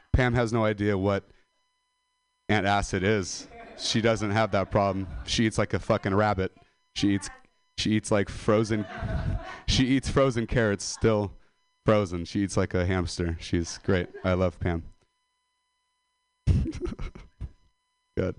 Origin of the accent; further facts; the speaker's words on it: Modesto, California, United States; I'm a dropout from Modesto